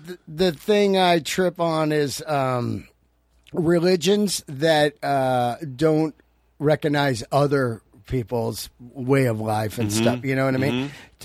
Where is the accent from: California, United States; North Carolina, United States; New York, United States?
California, United States; San Francisco; also born or lived in Yosemite; I grew up in San Francisco